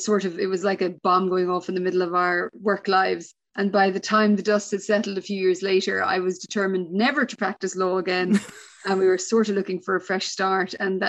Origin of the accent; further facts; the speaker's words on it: Ireland; moved away as an adult; also born or lived in west of Ireland; now in Perth, Australia; I am Irish, but I've been here for nearly 11 years. We left a few years after the financial crash.